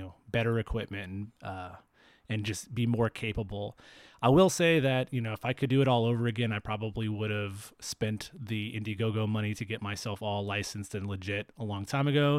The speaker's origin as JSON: {"language": "English", "town": "Fresno", "region": "California", "country": "United States", "tie": "born or raised there", "lives_now": "Bay Area, United States", "said": "my hometown of Fresno"}